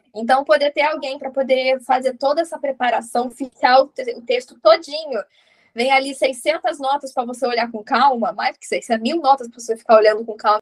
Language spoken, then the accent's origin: Portuguese; Sergipe, Brazil; eu sou de Sergipe